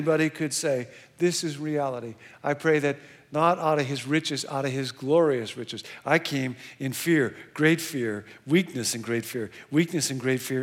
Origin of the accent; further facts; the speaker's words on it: Rockford, Illinois, United States; I grew up in Rockford, Illinois.